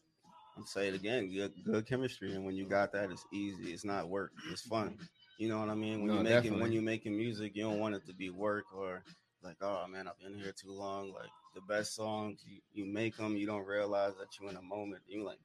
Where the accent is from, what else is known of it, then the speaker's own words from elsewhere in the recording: New York City, New York, United States; now in Oceanside, United States; I'm from New York. From New York. Yeah, I'm from Brooklyn.